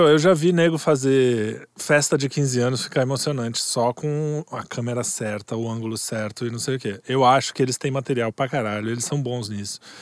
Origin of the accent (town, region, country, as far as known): Brazil